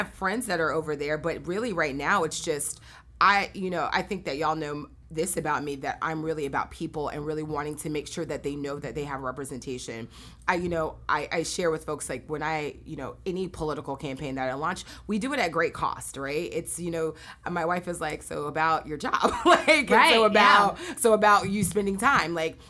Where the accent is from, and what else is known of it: Clearwater, Florida, United States; born or raised there